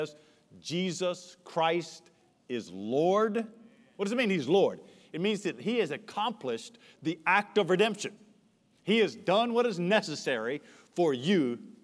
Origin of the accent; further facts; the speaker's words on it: United States; As an American